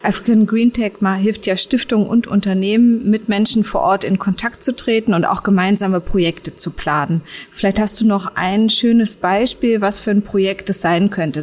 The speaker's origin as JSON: {"language": "German", "region": "Berlin", "country": "Germany", "said": "mir als Berlinerin"}